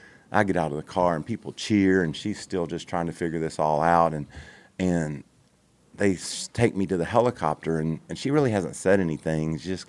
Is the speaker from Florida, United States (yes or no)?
no; Kentucky, United States; And I was so fast in that, you know, and I was this sissy from Kentucky, you know